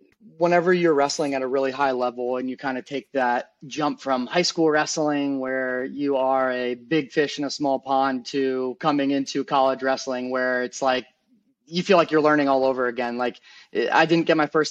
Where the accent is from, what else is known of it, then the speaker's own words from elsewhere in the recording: Pennsylvania, United States; moved away as an adult; also born or lived in Virginia; I grew up in Pennsylvania, which is a very strong wrestling state